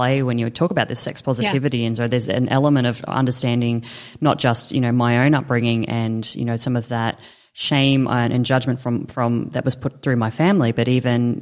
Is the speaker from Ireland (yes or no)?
no; Australia; I constantly get told that I'm not an Aussie because I don't like Vegemite